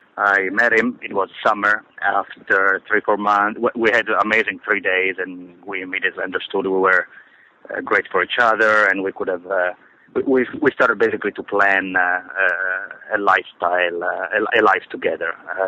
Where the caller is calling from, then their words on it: Dubai, United Arab Emirates; moved away; I'm calling from the United Arab Emirates, and specifically Dubai